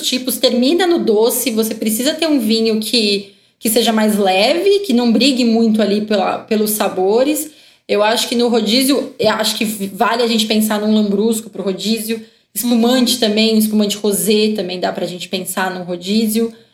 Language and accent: Portuguese; Brazil; a gente, como brasileiro